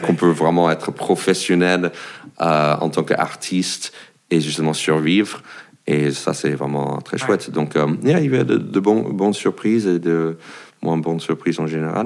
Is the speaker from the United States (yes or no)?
yes; United States; French is a second language; moved away as an adult; also born or lived in France; now in Paris, France; je suis un Américain qui habite en France